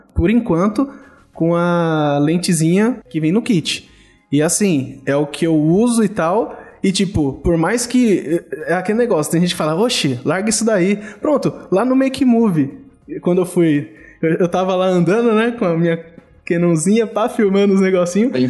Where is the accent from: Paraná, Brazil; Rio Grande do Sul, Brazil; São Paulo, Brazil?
São Paulo, Brazil; moved away; eu fui criado em São Paulo